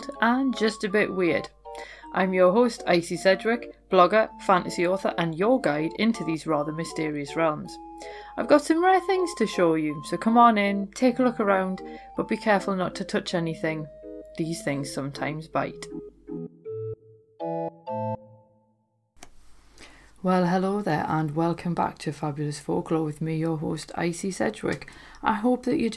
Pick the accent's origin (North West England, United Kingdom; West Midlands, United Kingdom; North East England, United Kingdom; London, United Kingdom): North East England, United Kingdom; Newcastle upon Tyne; my hometown of Newcastle